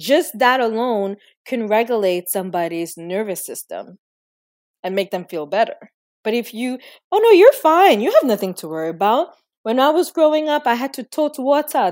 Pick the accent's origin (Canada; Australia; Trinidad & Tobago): Trinidad & Tobago; Growing up, I was born in Trinidad and Tobago